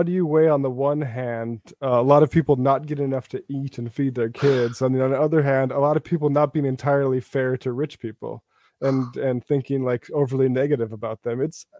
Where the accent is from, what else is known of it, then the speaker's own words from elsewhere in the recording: North Dakota, United States; my hometown area of North Dakota